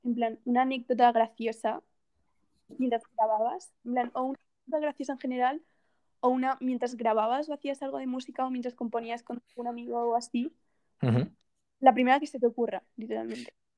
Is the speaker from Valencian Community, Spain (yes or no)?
yes; Castellón de la Plana, Valencian Community, Spain; Yo, soy de Castellón.